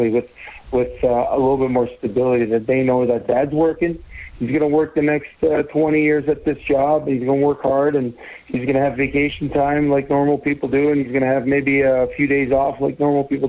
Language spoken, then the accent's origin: English; Saint-Léonard, Quebec, Canada; moved away as an adult; also born or lived in Edmonton / Calgary; my hometown of San Leonard